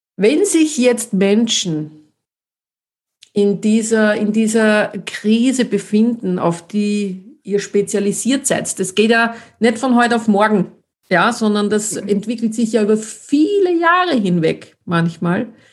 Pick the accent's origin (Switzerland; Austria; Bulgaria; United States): Austria; wie man bei uns in Österreich sagt